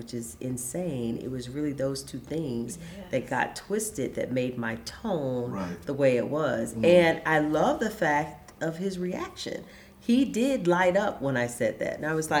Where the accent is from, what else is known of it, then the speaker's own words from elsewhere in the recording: the South, United States; One, I'm from the South, so I'm a Southern Belle.